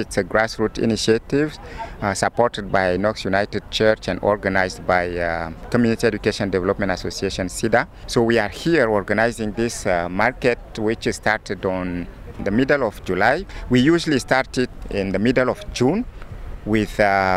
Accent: Chad; now in Winnipeg, Canada; coming from war-torn country and had lived civil wars throughout my childhood. I come from Chad, which is a country in Central Africa

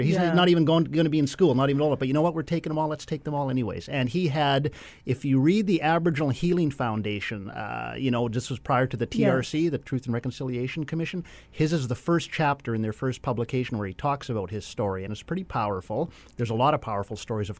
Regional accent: Canada; also born or lived in Onigaming First Nation, Ontario; now in Ottawa, Canada; I grew up in the city, and I now live in Ottawa

